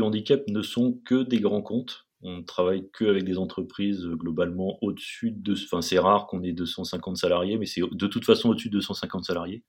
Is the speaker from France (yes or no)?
yes; Paris region, Île-de-France, France; je suis parisien d'origine, hein, enfin région parisienne en tout cas